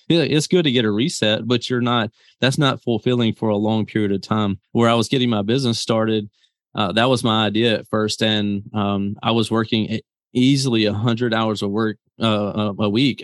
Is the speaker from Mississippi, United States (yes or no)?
yes; Mississippi, United States; I come from Mississippi